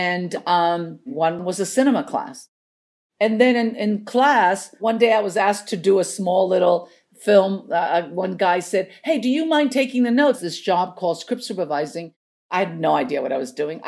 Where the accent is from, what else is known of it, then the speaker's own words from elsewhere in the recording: Chile; English is a second language; also born or lived in New York, United States; now in Los Angeles, United States; I'm not from this country. I was born and raised in Chile.